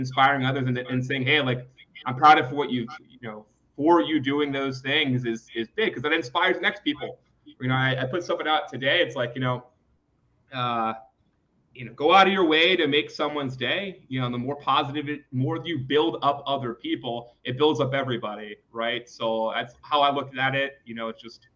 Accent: Philadelphia, Pennsylvania, United States; growing up in West Philadelphia

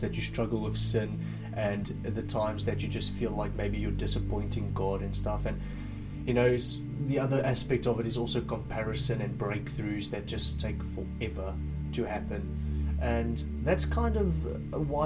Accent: South Africa; now in United Kingdom; I'm originally from South Africa, I've moved here and since then stayed in the UK

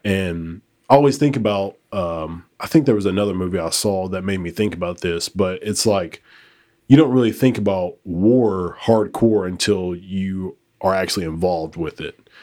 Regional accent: United States; I was born in America

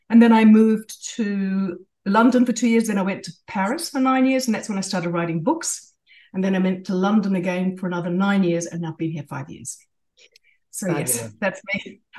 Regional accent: New Zealand; born there; also born or lived in Australia / Japan; I was born in New Zealand, but I had a British father.

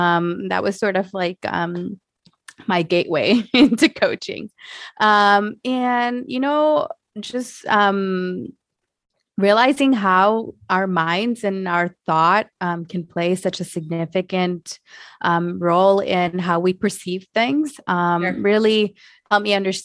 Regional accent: Michigan, United States; So I grew up in Southeast Michigan.

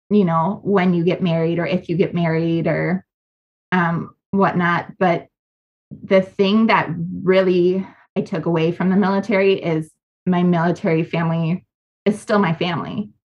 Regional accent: Wisconsin, United States; I chose to go to Madison because I'm from Wisconsin.

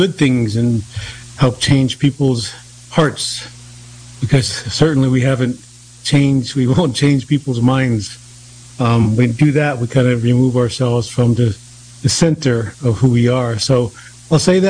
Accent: Cheyenne River Lakota Reservation, South Dakota, United States; now in East Coast, United States; I come from the Yalohak Tiashpaye from Cheyenne River Lakota Reservation

